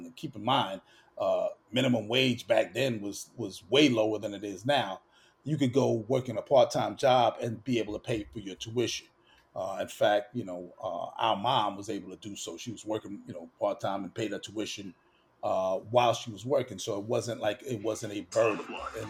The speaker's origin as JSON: {"language": "English", "town": "New York City", "region": "New York", "country": "United States", "said": "As a New Yorker"}